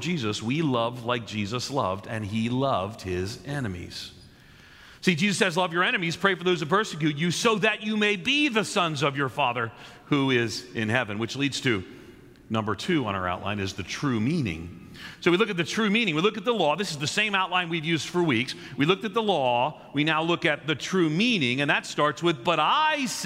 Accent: Long Island, just outside New York City, United States; also born or lived in Nashville; now in Chicago, United States; I grew up on just outside of New York City on Long Island in an Irish Catholic neighborhood

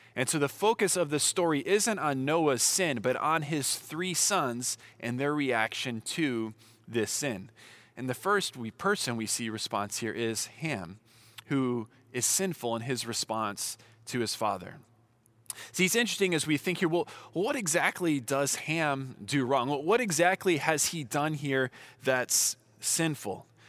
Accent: Southern California, United States; I'm from Southern California

